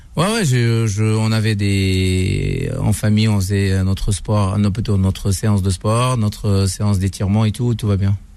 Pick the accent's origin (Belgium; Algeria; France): Algeria; Oran, Oran Province; je suis je suis l'enfant d'Oran. Je suis né à Oran. J'ai grandi à Oran